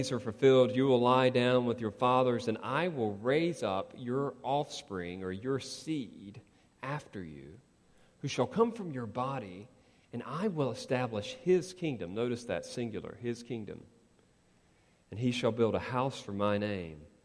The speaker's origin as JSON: {"language": "English", "country": "United States", "said": "as Americans"}